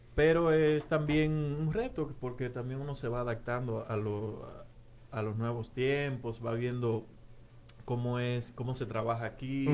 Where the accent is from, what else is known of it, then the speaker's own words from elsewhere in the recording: Navarrete, Santiago, Dominican Republic; now in Philadelphia, United States; yo soy de Navarrete.